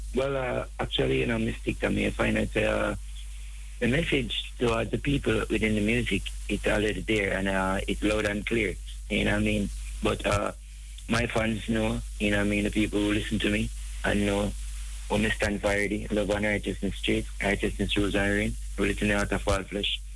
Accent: Saint Catherine, Jamaica; from the parish of St. Catherine in Jamaica

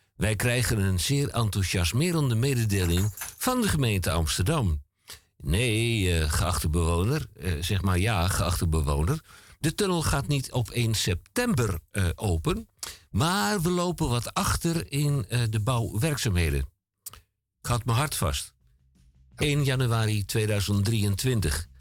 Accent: Antwerp, Flanders, Belgium; now in Netherlands; terug in mijn geboorteland eh, en mijn geboorteplaats Antwerpen.

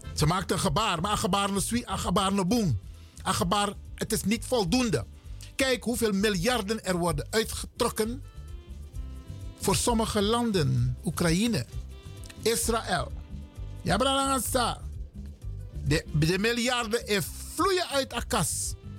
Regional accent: Netherlands; Wij zijn Nederlanders. We zijn geen Hollanders.

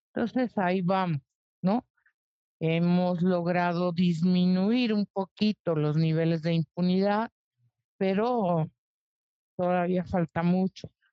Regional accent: Mexico

